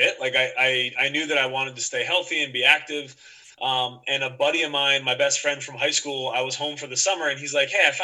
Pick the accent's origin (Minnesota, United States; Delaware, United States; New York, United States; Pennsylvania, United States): Pennsylvania, United States; Media; I grew up in Media, Pennsylvania. It's a suburb of Philadelphia